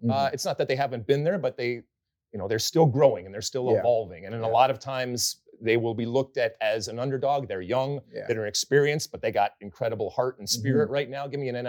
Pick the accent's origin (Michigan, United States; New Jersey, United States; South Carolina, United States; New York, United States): Michigan, United States; Detroit; I'm from Detroit.